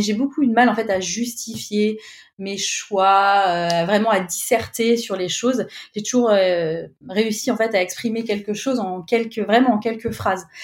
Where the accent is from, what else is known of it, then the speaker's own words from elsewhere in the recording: Clermont-Ferrand, Auvergne-Rhône-Alpes, France; moved away as an adult; also born or lived in Paris; près de chez moi à Clermont-Ferrand